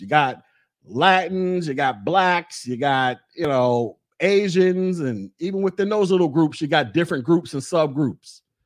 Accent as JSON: {"language": "English", "region": "Florida", "country": "United States", "also_born_or_lived": "Alabama / Georgia", "moved": "as an adult", "said": "I'm from the South. I'm from Florida."}